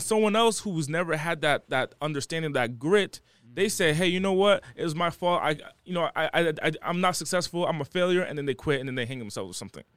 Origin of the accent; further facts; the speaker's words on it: Rhode Island, United States; moved away; also born or lived in Los Angeles; I was raised o-, over there.